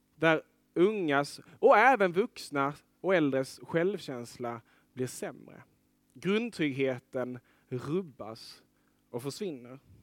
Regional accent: Lerberget, Skåne, Sweden; moved away as an adult; jag är uppvuxen vid kusten, i Lerberget

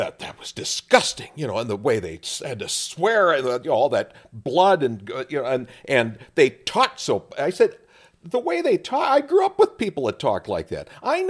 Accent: Casselton, North Dakota, United States; There was a branch of the Ku Klux Klan in my hometown in Castleton years ago.

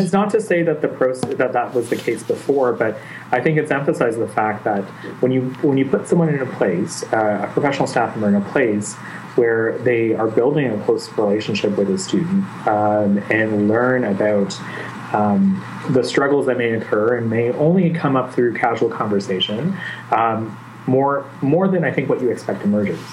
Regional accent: Mississauga, Ontario, Canada; also born or lived in Ottawa; I grew up in a little town just west of Toronto called Mississauga.

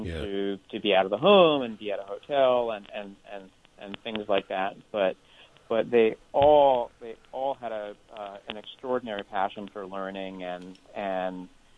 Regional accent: United States; as an American

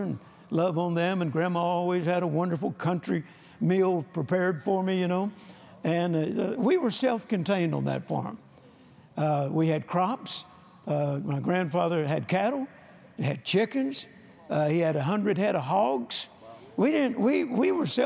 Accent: Mississippi, North Louisiana, United States; now in Fort Worth, United States; I grew up in Mississippi, North Louisiana, and we had trees. I come to Fort Worth

